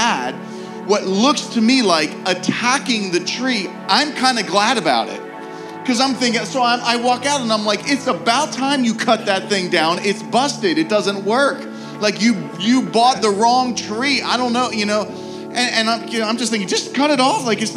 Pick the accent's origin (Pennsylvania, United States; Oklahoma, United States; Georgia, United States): Pennsylvania, United States; Pittsburgh; moved away; I'm from Pittsburgh